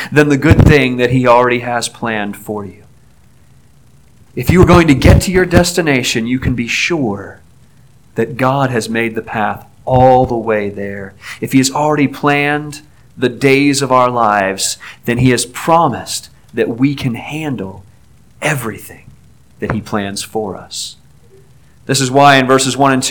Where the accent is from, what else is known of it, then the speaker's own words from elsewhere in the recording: Aliquippa, Pennsylvania, United States; moved away; my hometown near Pittsburgh, Aliquippa